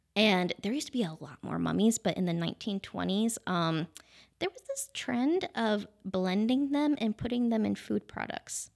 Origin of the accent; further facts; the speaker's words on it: Wellsville, New York, United States; born and raised in Wellsville